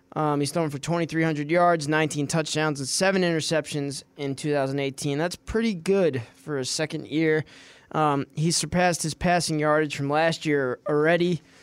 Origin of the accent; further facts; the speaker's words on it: New York, United States; moved away; also born or lived in Richmond, Virginia; I was born there, and then moved back home to New York, where I grew up